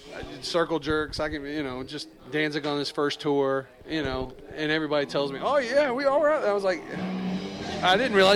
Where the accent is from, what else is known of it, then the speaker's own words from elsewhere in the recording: Charlotte, North Carolina, United States; I'm from Charlotte, y'all, so I'm just letting you know I have a little bit of history in the town.